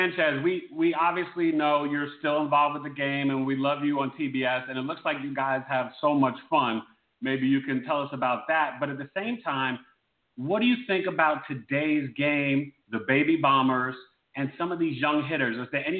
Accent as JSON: {"language": "English", "region": "New York", "country": "United States", "tie": "born or raised there", "said": "growing up in New York, diehard Yankee fans"}